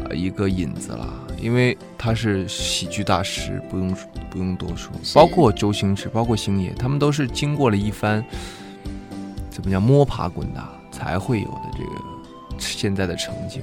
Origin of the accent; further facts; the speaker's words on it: Heilongjiang, China; moved away; 我老家是黑龙江省